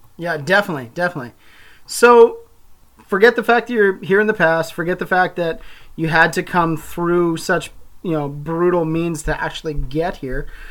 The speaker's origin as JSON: {"language": "English", "town": "Calgary", "region": "Alberta", "country": "Canada", "tie": "born or raised there", "said": "I grew up in Calgary, a community that may or may not exist in the future"}